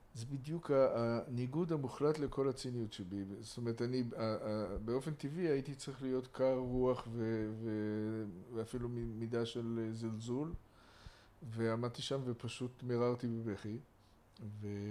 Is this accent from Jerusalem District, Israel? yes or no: yes; Jerusalem, Jerusalem District, Israel; גדלתי ב... בקריית יובל, בית מזמיל ב- בירושלים